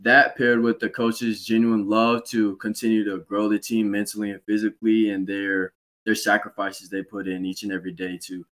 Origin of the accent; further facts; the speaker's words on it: Kernersville, North Carolina, United States; this is my hometown school, so I know most of the people around, and Kernersville is a town where everybody knows everybody